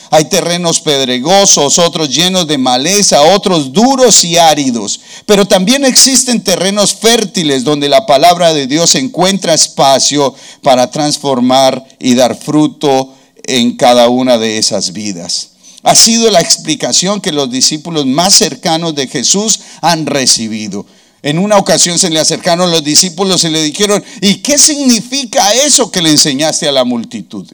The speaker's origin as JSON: {"language": "Spanish", "country": "Colombia", "said": "nuestro himno nacional colombiano"}